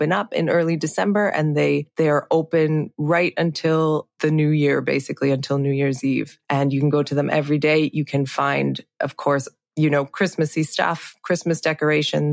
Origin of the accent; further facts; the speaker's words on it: Canada; moved away as an adult; now in Switzerland; I am half Swiss. I grew up in Canada. And yeah, I moved to Switzerland about, oh, now it's like 12 years ago